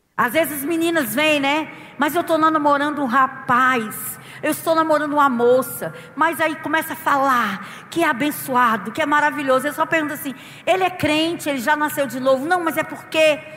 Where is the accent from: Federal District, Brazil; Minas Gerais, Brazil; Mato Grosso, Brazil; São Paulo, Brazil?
Federal District, Brazil; Brasília; Eu sou lá de Brasília